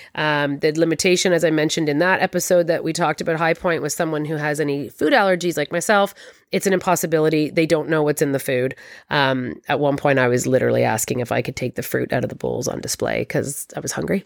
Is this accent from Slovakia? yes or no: no; Toronto, Ontario, Canada; I'm from Toronto